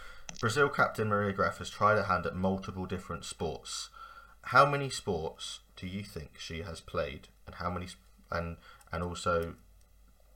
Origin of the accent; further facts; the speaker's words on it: England, United Kingdom; as English